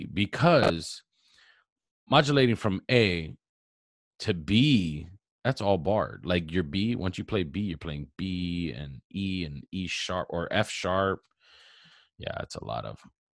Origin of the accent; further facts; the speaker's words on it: Hawaii, United States; moved away; growing up in Hawaii and having that aloha spirit